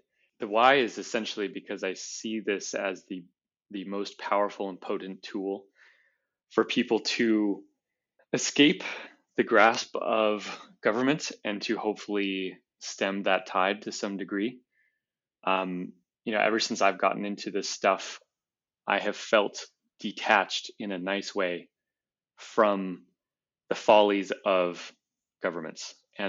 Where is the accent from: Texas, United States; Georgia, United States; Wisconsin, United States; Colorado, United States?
Colorado, United States; You know, I grew up in Colorado